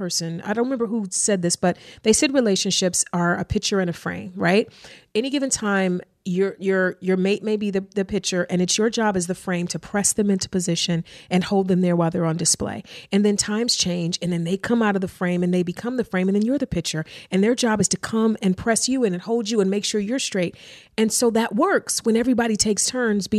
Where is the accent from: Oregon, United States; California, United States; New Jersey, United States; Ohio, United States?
Ohio, United States; East Cleveland; I grew up in East Cleveland. I grew up not with a lot